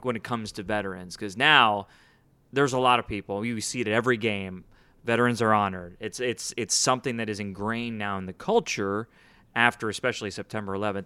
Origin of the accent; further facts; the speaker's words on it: Houston, Texas, United States; also born or lived in Chicago, United States; born in Chicago. I grew up here in Houston